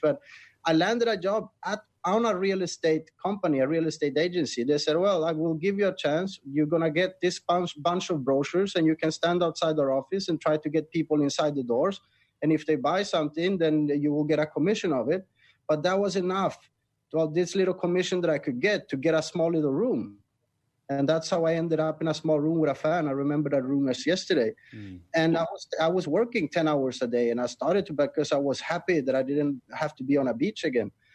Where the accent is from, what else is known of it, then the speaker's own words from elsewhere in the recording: Sweden; moved away as an adult; now in Thailand; I'm originally from Sweden, and I was never happy there